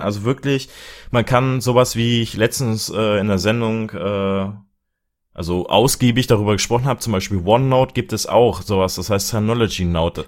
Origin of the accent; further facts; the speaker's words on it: Germany; bei uns in Deutschland